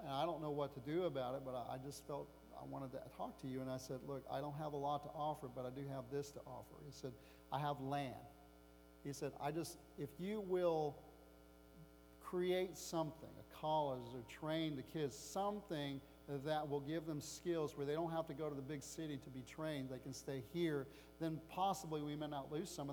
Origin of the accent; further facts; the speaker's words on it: United States; as an American